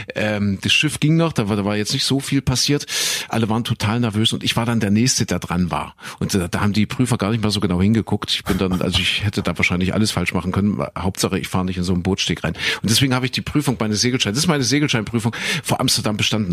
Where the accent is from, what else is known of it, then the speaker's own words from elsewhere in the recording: East Germany, Germany; Ich bin ja äh, im Osten aufgewachsen